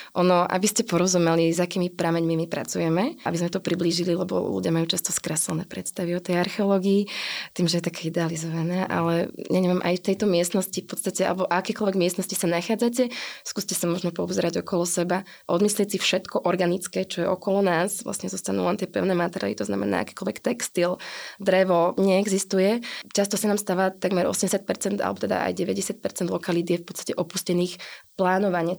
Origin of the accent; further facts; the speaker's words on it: Banská Štiavnica, Banská Bystrica Region, Slovakia; ja som rodina Štiavničanka, čiže pochádzam z Banskej Štiavnice